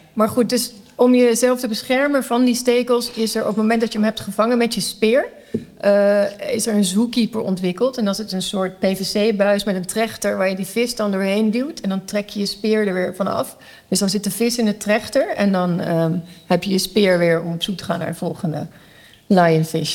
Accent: Netherlands; moved away as an adult; now in Curaçao; ik ben in Nederland opgegroeid

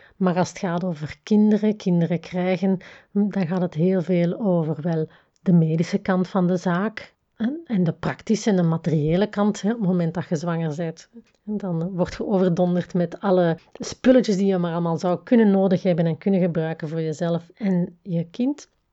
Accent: the Campine, Flanders, Belgium; moved away as an adult; also born or lived in another part of Belgium (20 years); Ik ben namelijk opgegroeid in de Kempen, noorden van België

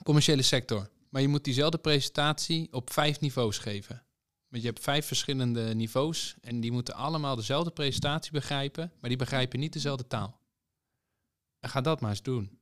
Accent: Zwolle, Overijssel, Netherlands; Ik kom uit Zwolle

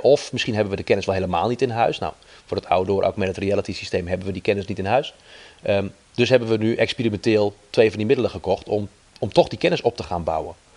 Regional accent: Netherlands; wij als Nederlander heel pragmatisch zijn

